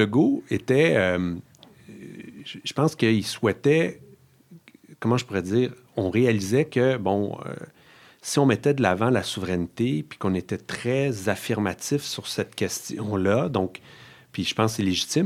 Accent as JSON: {"language": "French", "area": "Outaouais", "region": "Quebec", "country": "Canada", "tie": "born or raised there", "said": "moi, je suis originaire de l'Outaouais"}